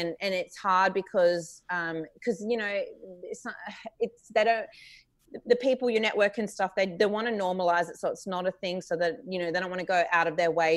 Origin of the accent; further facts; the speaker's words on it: Adelaide, South Australia, Australia; I'm from Adelaide